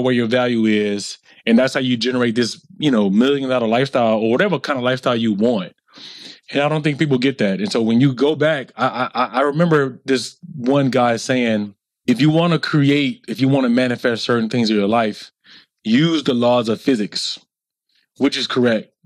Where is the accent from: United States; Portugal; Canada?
United States; the South; me growing up in the South